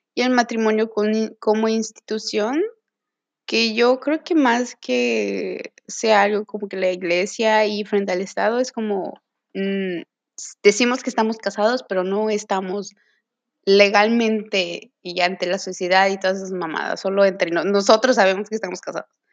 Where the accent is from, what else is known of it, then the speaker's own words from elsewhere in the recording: Mérida, Yucatán, Mexico; soy de Mérida, Yucatán